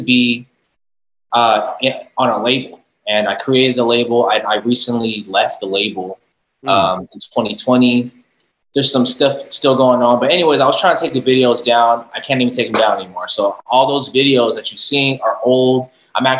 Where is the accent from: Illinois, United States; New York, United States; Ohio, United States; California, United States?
California, United States; San Jose; also born or lived in East Bay (Fremont, Hayward, Newark), California; I was born and raised in San Jose.